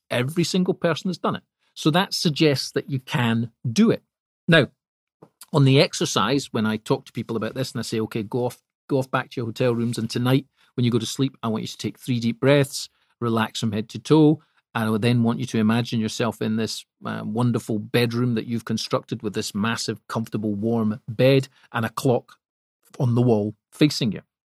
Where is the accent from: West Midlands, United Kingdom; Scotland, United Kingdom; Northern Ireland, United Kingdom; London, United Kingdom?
Scotland, United Kingdom; I'm Scottish